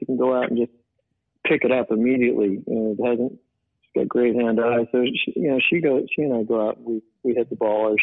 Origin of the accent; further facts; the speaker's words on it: Modesto, California, United States; We grew up in Modesto.